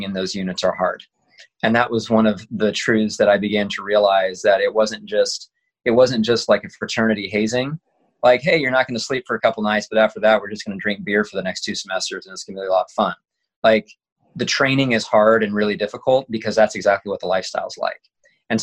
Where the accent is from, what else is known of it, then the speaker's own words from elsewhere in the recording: Kansas, United States; I grew up in Kansas, so there's not much